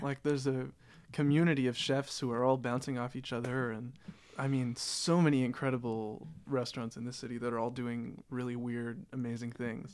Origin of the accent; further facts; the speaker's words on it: Toronto, Ontario, Canada; moved away as an adult; also born or lived in Amsterdam; I grew up in Toronto, and Toronto is one of the most multicultural cities in the world.